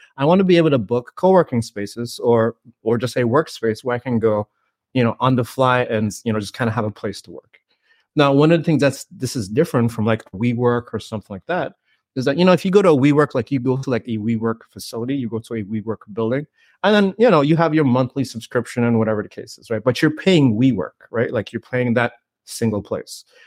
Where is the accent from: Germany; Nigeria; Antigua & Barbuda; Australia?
Antigua & Barbuda; Saint John's, Saint John; I grew up in the Caribbean, you know, born and raised in Antigua, Saint John's, Antigua